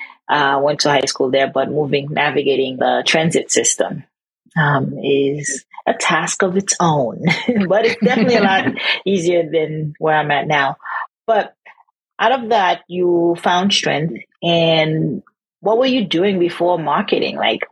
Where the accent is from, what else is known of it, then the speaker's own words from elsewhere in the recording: Boston, Massachusetts, United States; I'm actually from Boston